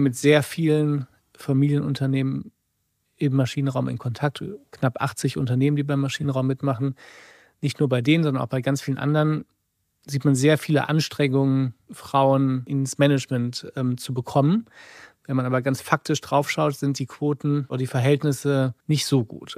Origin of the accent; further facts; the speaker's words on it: near Rheinberg, North Rhine-Westphalia, Germany; in meiner Heimat in der Nähe von Rheinberg